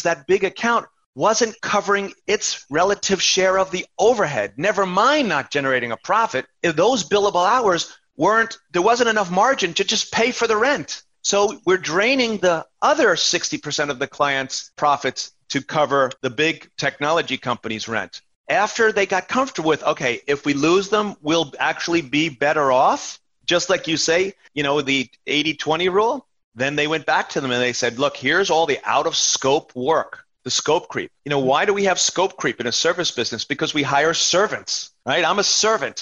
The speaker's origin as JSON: {"language": "English", "region": "New York", "country": "United States", "said": "I'm from New York and my first cousin is a nurse in an emergency room in Queens."}